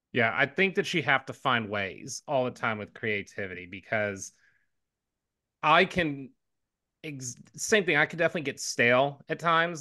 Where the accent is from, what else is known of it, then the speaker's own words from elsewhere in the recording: Houston, Texas, United States; I grew up in Houston